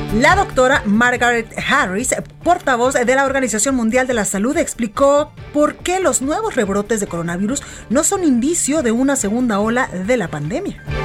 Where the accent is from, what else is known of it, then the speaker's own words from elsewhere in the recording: Guadalajara, Jalisco, Mexico; moved away; a visitar a mis paisanos, de ir a transmitir este programa a, Guadalajara y eh, pues probar las delicias, las delicias que se comen allá en mi tierra y por supuesto pues sentir el calor de los tapatíos.